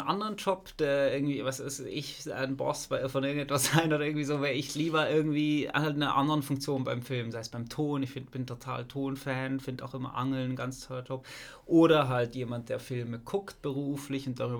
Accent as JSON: {"language": "German", "town": "Basel", "region": "Basel-Stadt", "country": "Switzerland", "said": "Ich bin Basler, die ganzen Kultkinos in der Schweiz, in Basel."}